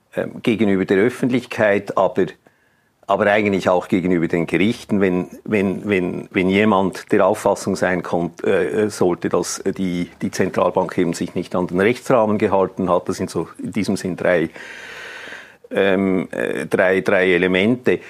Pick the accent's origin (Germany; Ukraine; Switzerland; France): Switzerland; bei uns in der Schweiz